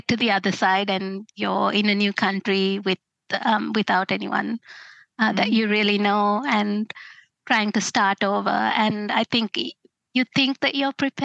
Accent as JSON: {"language": "English", "country": "Sri Lanka", "moved": "as an adult", "lives_now": "Australia"}